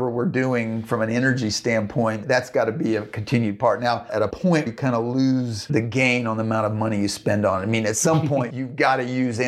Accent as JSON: {"language": "English", "region": "Central Plains states", "country": "United States", "tie": "born or raised there", "said": "I grew up in Central Plains states"}